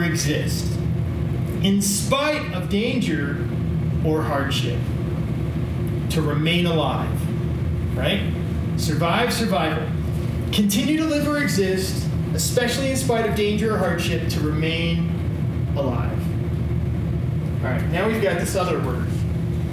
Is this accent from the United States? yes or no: yes; Illinois, United States; I grew up in Illinois, in the Midwest